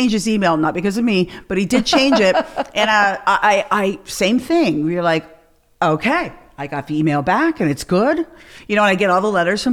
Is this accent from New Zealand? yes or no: no; Canada; moved away; I'm from Canada